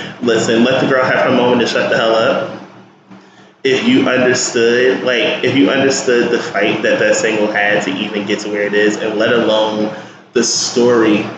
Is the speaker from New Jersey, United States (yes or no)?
yes; Newark, New Jersey, United States; born or raised there